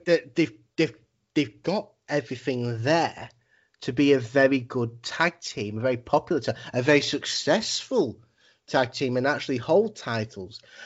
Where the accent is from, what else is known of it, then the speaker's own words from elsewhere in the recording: England, United Kingdom; as like English people